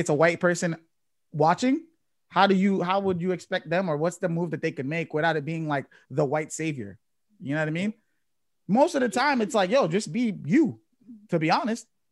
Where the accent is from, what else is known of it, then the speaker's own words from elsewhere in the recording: Chelsea, Massachusetts, United States; I grew up in Chelsea